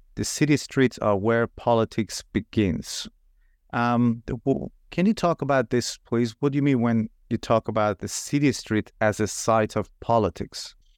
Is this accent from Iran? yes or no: yes; Iran; moved away; I'm originally from Iran myself